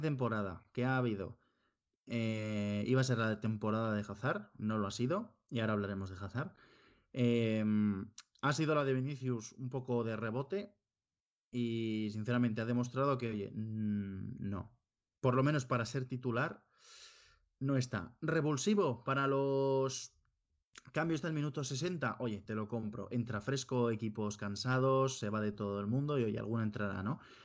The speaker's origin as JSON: {"language": "Spanish", "town": "Pamplona", "region": "Navarre", "country": "Spain", "moved": "yes", "lives_now": "Granada, Spain", "said": "yo que soy de Pamplona"}